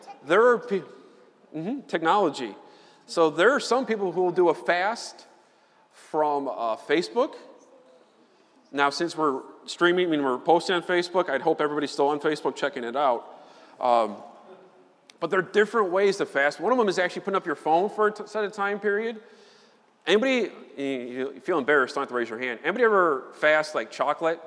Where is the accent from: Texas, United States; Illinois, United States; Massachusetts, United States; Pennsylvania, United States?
Illinois, United States; Chicago; I'm from Chicago